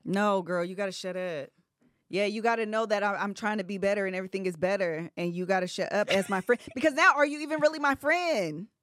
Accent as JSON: {"language": "English", "region": "Ohio", "country": "United States", "said": "we're from Ohio"}